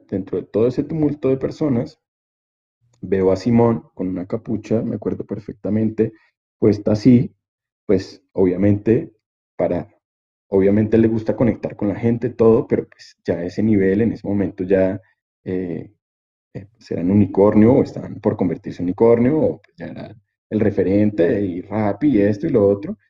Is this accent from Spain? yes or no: no; Colombia; nos pasa como latinos, nos pasa como colombianos